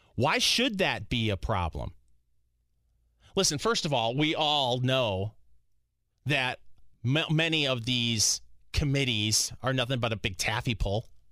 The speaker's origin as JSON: {"language": "English", "region": "Michigan", "country": "United States", "moved": "yes", "lives_now": "Indianapolis, United States", "said": "I'm originally from Michigan"}